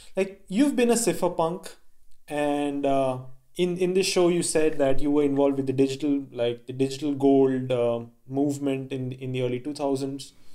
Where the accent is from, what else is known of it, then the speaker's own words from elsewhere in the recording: India; I grew up in India and my father was in the Indian government